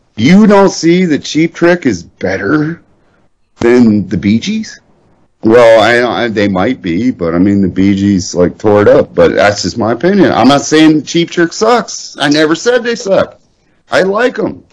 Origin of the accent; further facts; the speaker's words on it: Ohio, United States; also born or lived in Indiana; I'm an Ohio twat.